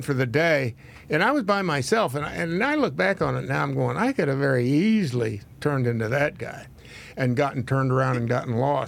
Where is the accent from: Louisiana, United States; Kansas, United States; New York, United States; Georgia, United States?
Kansas, United States; I grew up in Kansas